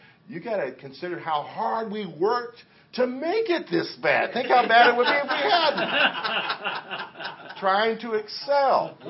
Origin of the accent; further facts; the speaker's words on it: Liberia; When I was a kid, I grew up in Liberia on the mission field